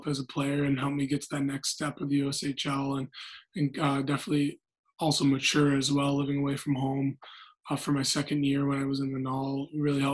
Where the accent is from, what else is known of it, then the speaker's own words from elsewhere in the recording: Alaska, United States; moved away; growing up in Alaska is great